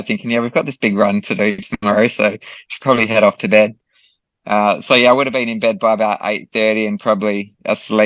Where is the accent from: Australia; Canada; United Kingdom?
Australia; in my home country